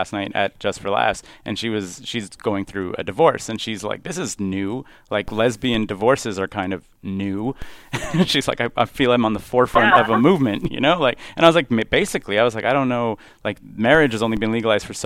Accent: Montreal, Quebec, Canada; I grew up in Montreal

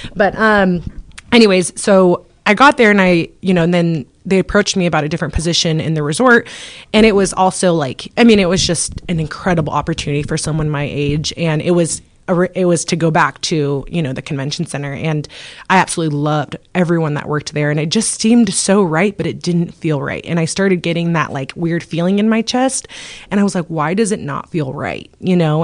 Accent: Moscow, Idaho, United States; moved away as an adult; now in Coeur d'Alene, United States; we're obviously from Moscow and we're this is our fourth year in Coeur d'Alene.

